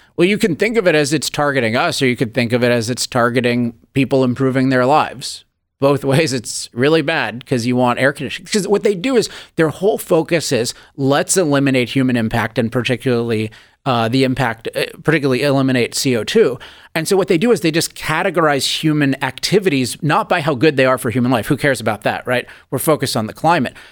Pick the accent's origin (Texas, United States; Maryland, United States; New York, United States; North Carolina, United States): Maryland, United States; Chevy Chase; now in California, United States; As a kid, I grew up in Chevy Chase, Maryland